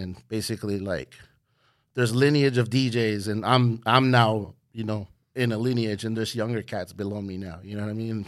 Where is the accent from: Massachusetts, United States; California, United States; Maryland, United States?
California, United States; Hayward; just doing the local scene in Hayward, you know, just doing the little battles, the little high school battles. I was from Hayward High